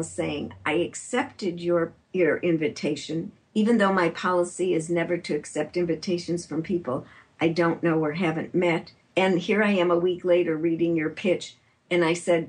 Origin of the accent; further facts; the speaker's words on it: Chicago, Illinois, United States; now in San Francisco Bay Area, United States; I'm from Chicago.